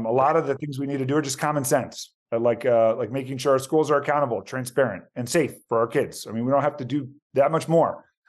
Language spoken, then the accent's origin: English; Tysons Corner, Virginia, United States; So I actually born and raised in Virginia, son of immigrants. So both my parents are from Argentina. I'm one of six kids, so a big Hispanic family.